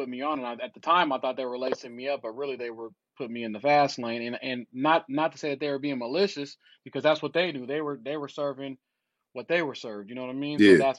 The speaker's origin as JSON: {"language": "English", "region": "the South", "country": "United States", "tie": "born or raised there", "said": "for me growing up in the South, some of the core values, you know, was like respect, trust, accountability"}